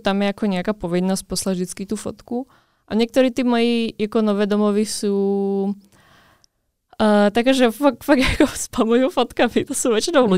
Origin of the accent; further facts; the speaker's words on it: Dubnica nad Váhom, Trenčín Region, Slovakia; moved away; u nás v Dubnici